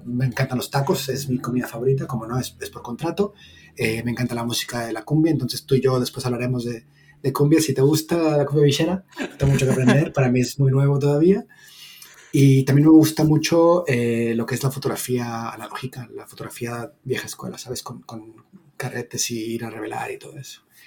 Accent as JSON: {"language": "Spanish", "country": "Mexico", "moved": "as an adult", "lives_now": "Barcelona, Spain", "said": "soy originalmente de México"}